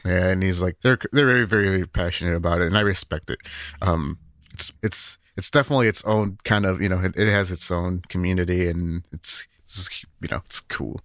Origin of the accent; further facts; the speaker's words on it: Northern United States, United States; us, us Northerners